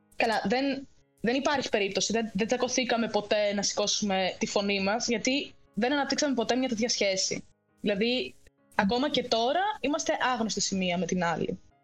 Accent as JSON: {"language": "Greek", "town": "Ioannina", "region": "Epirus", "country": "Greece", "moved": "as an adult", "lives_now": "Cyprus", "said": "Είμαι από Γιάννενα και μένω Κύπρο."}